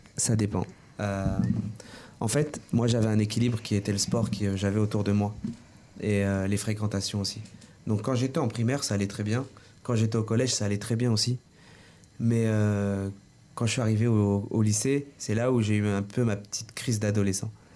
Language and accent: French; Orléans, Centre-Val de Loire, France; je suis né en France. J'ai vécu euh, toute ma vie à la source. Euh, je suis orléanais